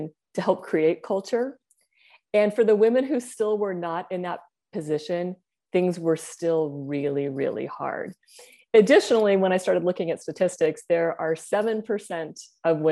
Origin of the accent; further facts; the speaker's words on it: Bay Area, Silicon Valley, California, United States; also born or lived in Asia; I grew up in the Bay Area in Silicon Valley